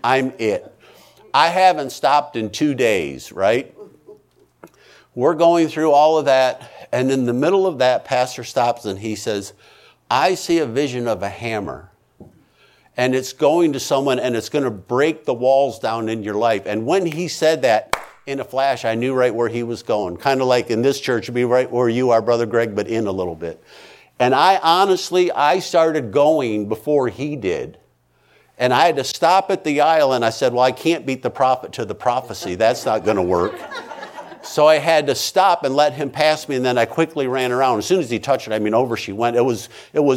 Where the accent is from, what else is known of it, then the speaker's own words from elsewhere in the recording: United States; I'm an American